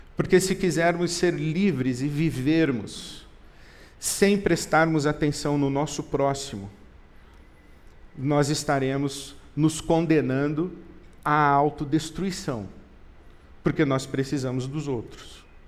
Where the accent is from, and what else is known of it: Brazil